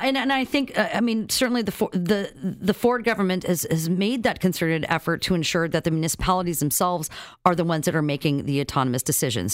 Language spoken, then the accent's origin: English; Saskatchewan, Canada; moved away; I grew up in Saskatchewan